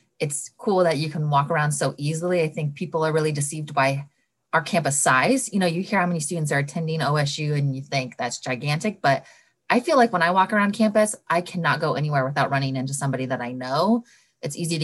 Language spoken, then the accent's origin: English; Montana, United States; now in Oregon, United States; I came from Montana originally. So we're both Rocky Mountain children.